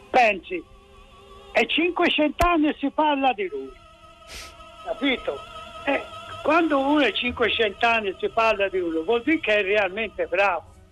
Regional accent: Tuscany, Italy; mi dato che sono toscano

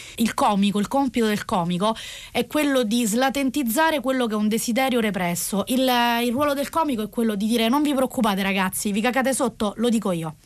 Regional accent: Rome, Lazio, Italy; sono nata a Roma in, eh, in un contesto borghese

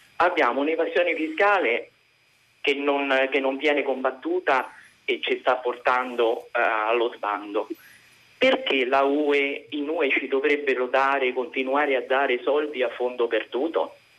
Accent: Rome, Lazio, Italy; sono romana di Roma

